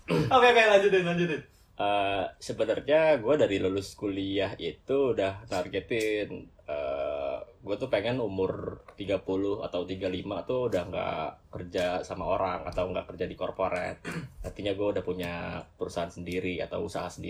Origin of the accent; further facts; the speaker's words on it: South Jakarta, Jakarta, Indonesia; now in Pamulang, Indonesia; gue dari TK SD sampai SMA tuh gue di Jakarta